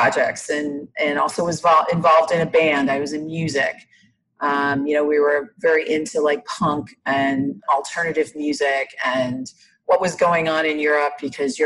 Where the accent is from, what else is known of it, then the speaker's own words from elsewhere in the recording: Iowa, United States; I grew up in Iowa